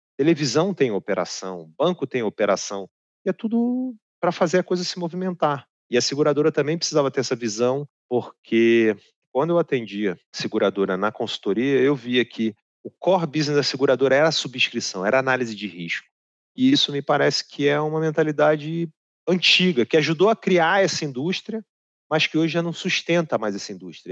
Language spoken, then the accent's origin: Portuguese; Rio de Janeiro, Brazil; Morar no Rio é uma delícia, né? Eu sou carioca, não sou carioca da Gema, porque o carioca da Gema é filho de pai e mãe cariocas